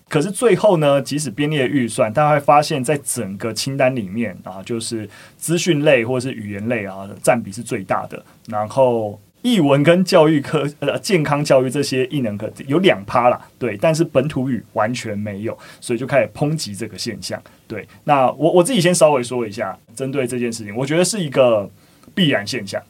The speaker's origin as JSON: {"language": "Chinese", "country": "Taiwan", "said": "我们自己台湾应该是有一些少学部分是每周一节课"}